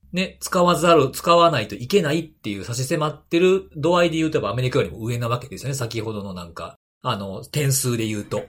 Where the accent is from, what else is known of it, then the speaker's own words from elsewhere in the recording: Kansai, Japan; accent: Kansai dialect; 僕、本当に、小学校ぐらいまで、関西弁が標準語やと思ってましたからね。